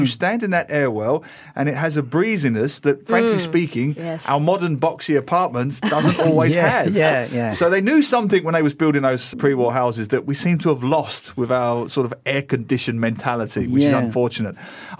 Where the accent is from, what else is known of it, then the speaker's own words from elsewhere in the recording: London, United Kingdom; now in Singapore; I grew up in the East End of London, you know, Jack the Ripper, Cray Twin Gangsters territory.